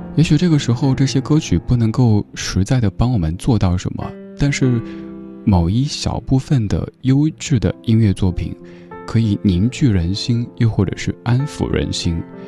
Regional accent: China; 一段我们中国人共同度过的艰难时刻

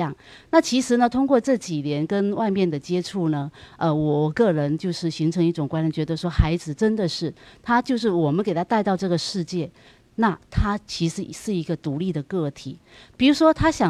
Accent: Fujian, China; moved away as an adult; now in Los Angeles, United States; 我是来自福建

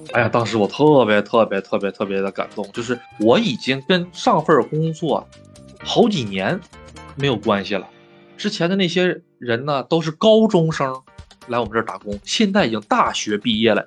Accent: China; moved away as an adult; now in Japan; 我在日本受到了很多很多欺负，就是因为你是外国人，就是因为你是中国人

